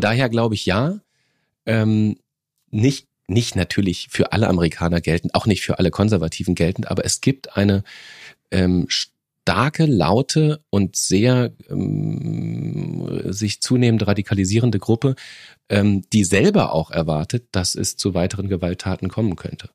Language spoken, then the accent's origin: German; Germany; bei uns in Deutschland